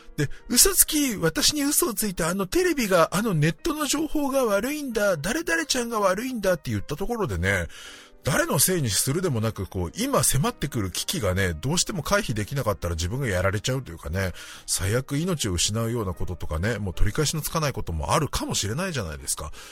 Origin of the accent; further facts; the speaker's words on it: Japan; 私は日本で生まれ育って